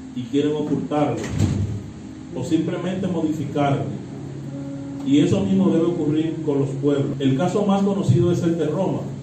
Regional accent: Dominican Republic

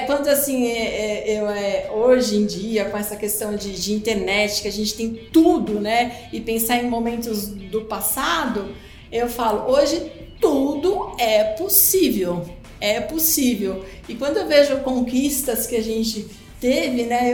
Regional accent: Brazil; nossa cultura aqui, enquanto brasileiros

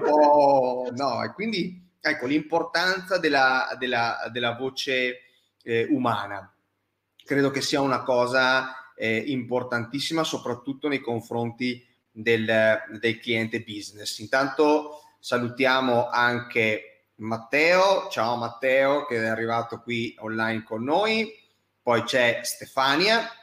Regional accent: Verona, Veneto, Italy; io che vengo, che, che sono di Verona

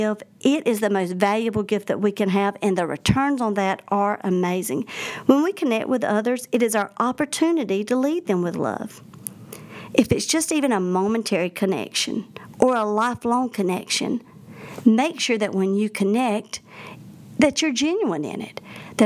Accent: the South, United States; accent: Southern; I'm from the South. I don't like to actually hear myself on an answering machine because I don't realize how strong of an accent I have

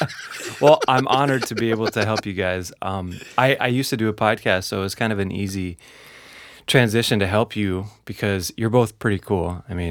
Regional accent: New York, United States; born there; So I was born in New York, man, and it was the opposite.

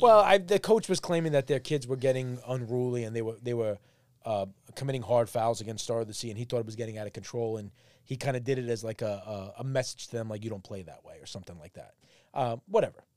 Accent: New York City, New York, United States; I've been a Great Kills Huguenot guy my whole life

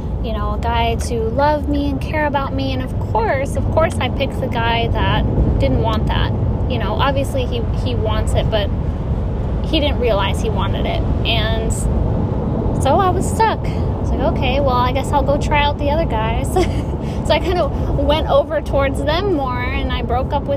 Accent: Michigan, United States; I was from Michigan

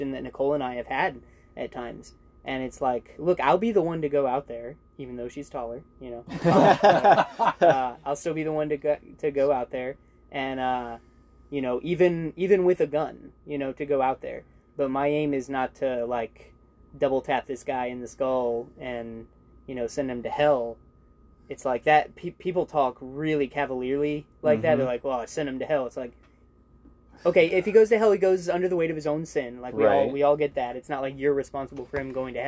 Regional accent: United States

